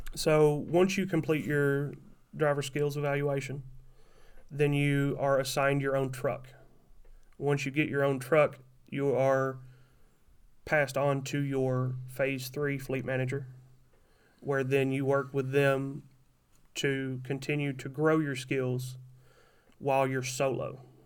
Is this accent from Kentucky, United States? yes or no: yes; Kentucky, United States; moved away as an adult; also born or lived in Tennessee area; now in Wisconsin, United States; I'm from Kentucky